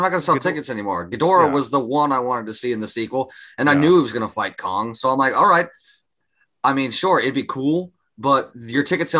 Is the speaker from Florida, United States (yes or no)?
yes; Panama City, Florida, United States; also born or lived in Pensacola, Florida; Not even because we're from Panama City, which is like an hour and a half, 2 hours from there.